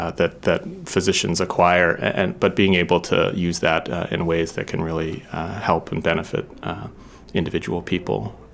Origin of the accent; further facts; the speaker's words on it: New Hampshire, United States; My wife and I both grew up near the ocean, and it was a really important formative part of our childhoods